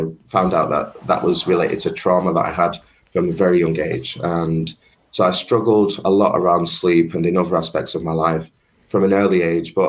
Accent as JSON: {"language": "English", "town": "Manchester", "region": "North West England", "country": "United Kingdom", "tie": "born or raised there", "said": "growing up in Colliers, Manchester"}